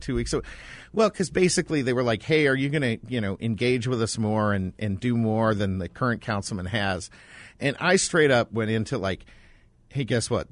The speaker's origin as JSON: {"language": "English", "town": "Lake Placid", "region": "New York", "country": "United States", "tie": "born or raised there", "also_born_or_lived": "Boston", "moved": "yes", "said": "When you're a kid growing up in Lake Placid, which is basically like an overgrown Olympic village"}